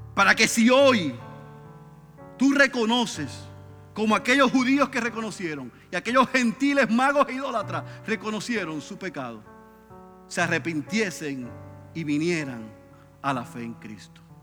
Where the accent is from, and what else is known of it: Puerto Rico